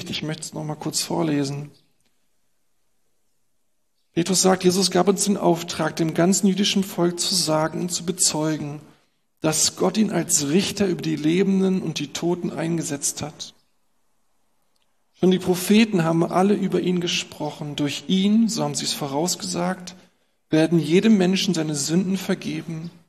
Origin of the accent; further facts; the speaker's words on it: Berlin, Germany; Und sie sagt uns, was wir als Berliner natürlich auch nicht hören wollen.